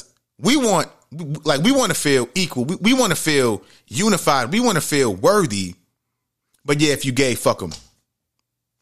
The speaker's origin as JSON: {"language": "English", "town": "New York City", "region": "New York", "country": "United States", "tie": "born or raised there", "said": "growing up in the Bronx, New York, Webster Avenue, 170"}